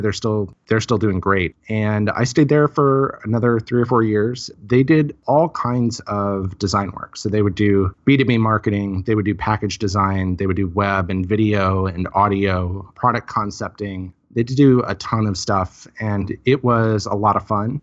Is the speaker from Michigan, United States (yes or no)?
no; Highland, Illinois, United States; moved away as an adult; also born or lived in Cape Girardeau, Missouri / Saint Louis, Missouri; now in Seattle, United States; I'm from Highland, Illinois. Grew up there